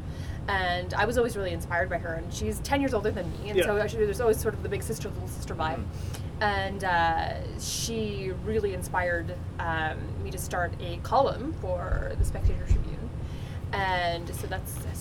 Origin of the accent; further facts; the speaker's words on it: Winnipeg, Manitoba, Canada; we're from Winnipeg